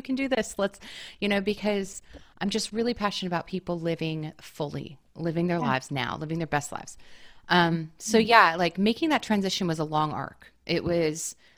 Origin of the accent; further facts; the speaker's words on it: the Northwest, Pacific Northwest, United States; now in Brooklyn, United States; And I'm from the Northwest. Like we have ferries everywhere